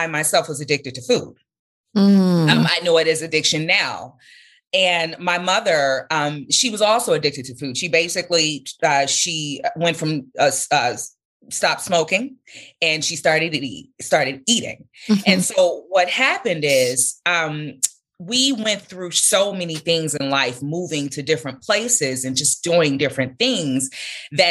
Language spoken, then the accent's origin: English; Chicago, Illinois, United States; I grew up in the Englewood community on Chicago's South Side